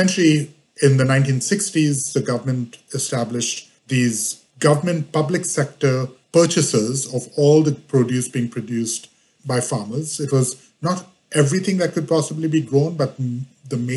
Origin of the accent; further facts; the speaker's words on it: Mumbai, Maharashtra, India; moved away as an adult; now in Washington, D.C., United States; I was born in India, grew up in Bombay all the way through high school, and then came to the U.S. for college